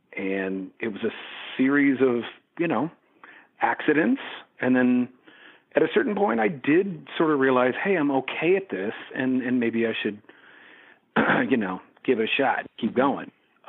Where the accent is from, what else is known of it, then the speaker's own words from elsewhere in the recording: Eureka, California, United States; now in San Francisco, United States; A place called Eureka, California.